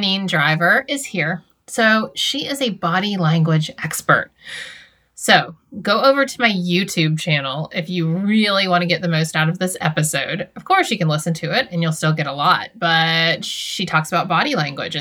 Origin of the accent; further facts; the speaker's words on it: the South, United States; moved away as an adult; now in Sudbury, United States; I'm from the South.